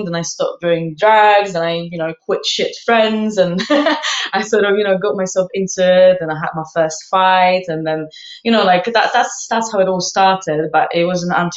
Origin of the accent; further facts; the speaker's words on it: Poland; now in London, United Kingdom; I grew up in Poland